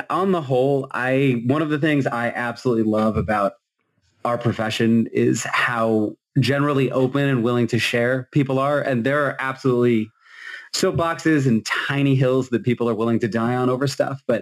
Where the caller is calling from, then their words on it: Massachusetts, United States; Hey, everyone. I'm coming in from Massachusetts since that's apparently what we're doing.